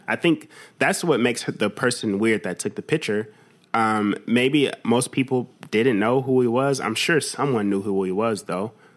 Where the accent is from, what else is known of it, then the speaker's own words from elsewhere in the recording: United States; I'm American